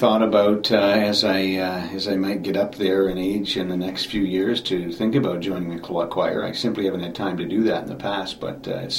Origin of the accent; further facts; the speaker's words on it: Wasaga Beach, Ontario, Canada; I was born and raised in Wasaga Beach. I grew up four doors away from Town Hall where it is today.